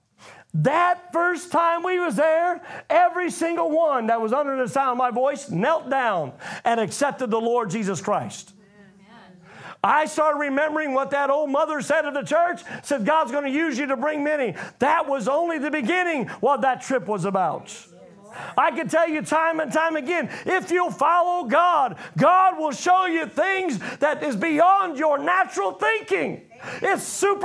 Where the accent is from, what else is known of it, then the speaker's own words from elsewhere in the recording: United States; I come from America